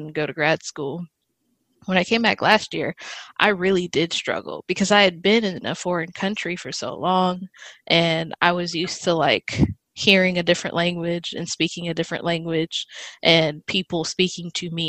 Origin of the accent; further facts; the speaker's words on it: United States; growing up in the States as a Black American